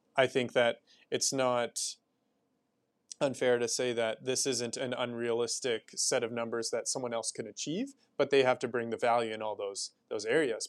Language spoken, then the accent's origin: English; Sherwood Park, Alberta, Canada; also born or lived in Riverbend, Edmonton; now in Edmonton, Canada; I grew up in Sherwood Park, and then I moved to Riverbend